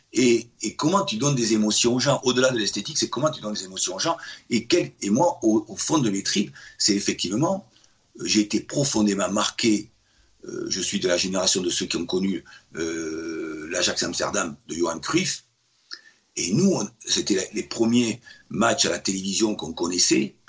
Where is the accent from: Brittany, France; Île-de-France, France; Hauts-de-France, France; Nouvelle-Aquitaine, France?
Nouvelle-Aquitaine, France; Bordeaux; moved away as an adult; en tant que Bordelais